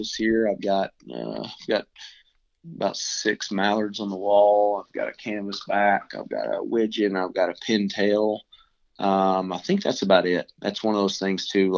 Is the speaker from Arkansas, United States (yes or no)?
yes; Arkansas, United States; now in Nashville, United States; growing up in Arkansas